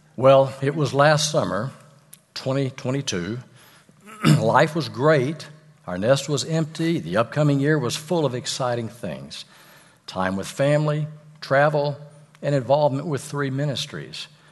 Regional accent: Fort Worth, Texas, United States; I'm from Fort Worth

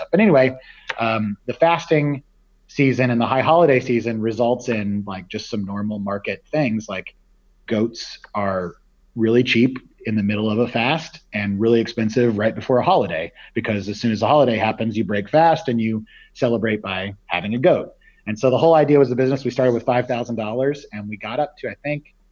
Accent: Midwest, United States; I grew up in the Midwest and uh, hadn't really seen a lot of oceans uh, or done any kind of serious travel.

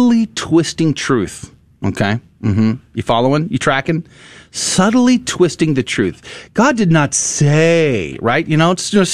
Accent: Converse, Texas, United States; I grew up in Converse, Universal City, Live Oaks, graduated Judson High School back in the day

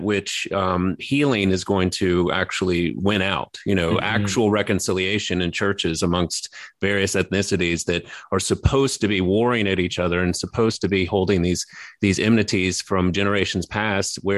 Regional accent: Baton Rouge, Louisiana, United States; born or raised there

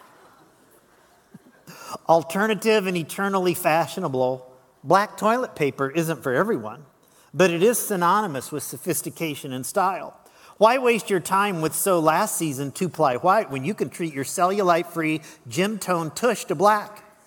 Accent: Lincoln, Illinois, United States; moved away; also born or lived in Las Vegas, Nevada; my hometown of Lincoln

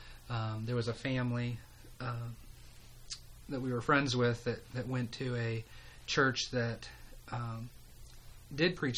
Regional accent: Central Pennsylvania, United States; moved away as an adult; also born or lived in Greenville, South Carolina; I'm from Pennsylvania originally. Grew up in a small town

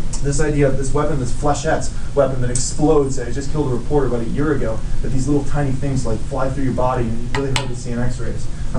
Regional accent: Rochester, New York, United States; from Rochester

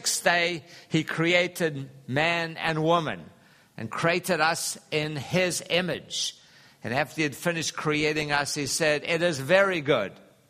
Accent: Durban, KwaZulu-Natal, South Africa; moved away; the Valley of 1,000 Hills, which is just north of Durban in South Africa where I grew up

